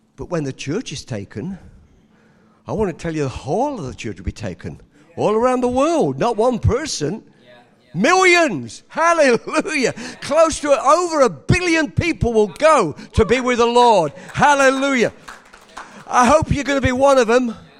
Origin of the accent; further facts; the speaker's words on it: England, United Kingdom; moved away; I was born in England